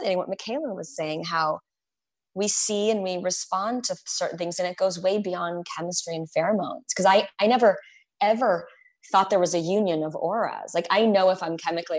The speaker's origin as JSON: {"language": "English", "region": "Arizona", "country": "United States", "tie": "born or raised there", "said": "I grew up in Arizona"}